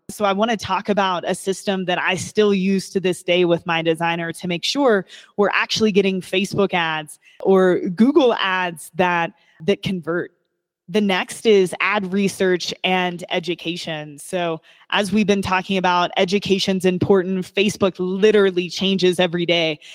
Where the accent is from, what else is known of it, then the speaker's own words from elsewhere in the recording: Kentucky, United States; I was born and raised in Kentucky